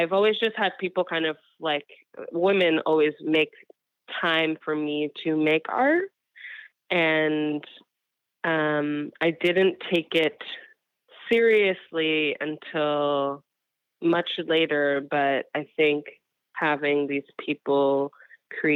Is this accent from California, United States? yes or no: no; New York, United States; I am from New York